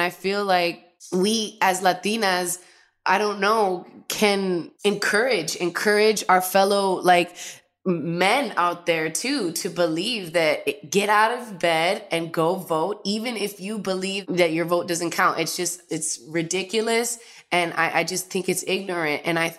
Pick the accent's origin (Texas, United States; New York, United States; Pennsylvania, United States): New York, United States; now in Los Angeles, United States; Recently, I did have to do a mail-in because I moved from New York to LA.